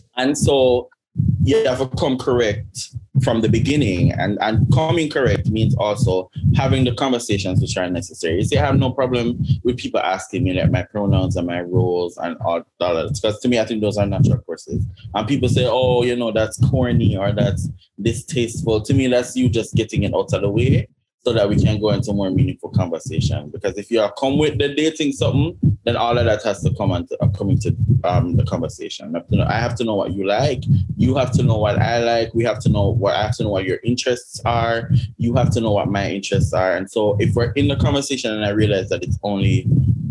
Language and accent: English; Jamaica